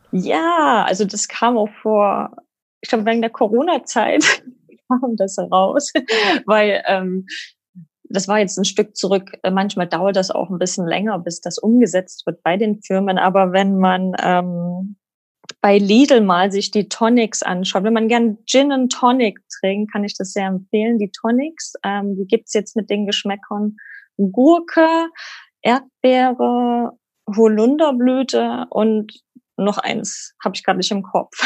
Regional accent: Germany; moved away as an adult; now in Sydney, Australia; als Europäer, als Deutscher

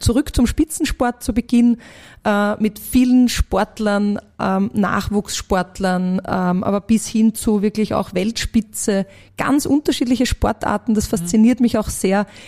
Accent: Vienna, Austria; born or raised there

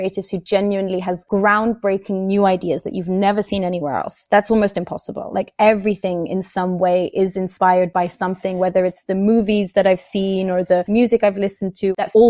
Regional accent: Bern, Switzerland; moved away as an adult; now in England; I was actually born in Bern and grew up in Bern. But I always knew I wanted to go to England for an amount of my life because I've always just felt like, so it's my first language.

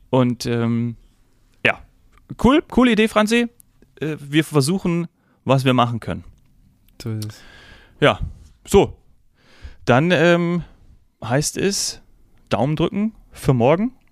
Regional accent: Munich, Bavaria, Germany; weil ich ja dann doch des Öfteren als Münchner in der Allianz Arena

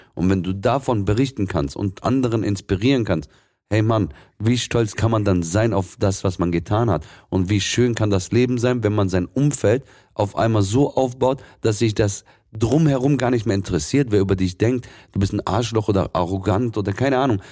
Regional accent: Swabia, Baden-Württemberg, Germany; ich bin schon gebürtiger Schwabe, meine, ursprünglich aus dem Libanon

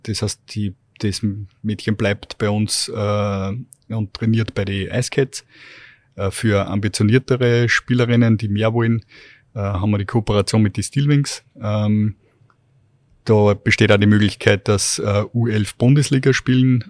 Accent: Steyr, Upper Austria, Austria; ich bin damals in Steyr schon äh, mit meinen Eltern äh, am, am Eislaufplatz runtergegangen

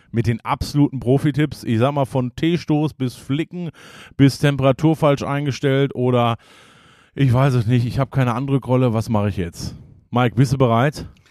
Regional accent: Hagen, North Rhine-Westphalia, Germany; ich bin ja gebürtiger Hagener

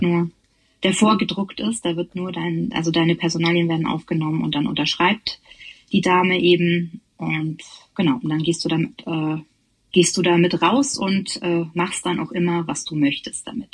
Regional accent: Bavaria, Germany; ich komme auch aus Bayern

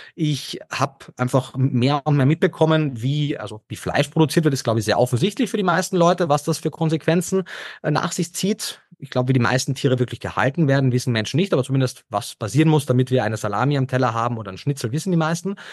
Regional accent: Carinthia, Austria; moved away as an adult; also born or lived in Vienna; hört man vielleicht immer noch, äh, Österreicher, gebürtiger Kärntner und habe dort meinen ersten Bildungsweg in der Hotellerie und Gastronomie gemacht

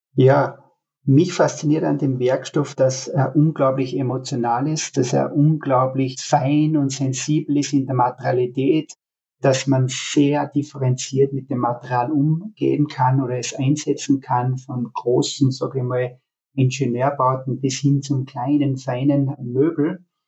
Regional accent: Altenmarkt im Pongau, Salzburg, Austria; moved away as an adult; also born or lived in Graz / Berlin; zurück in meine Heimat, in die vertraute

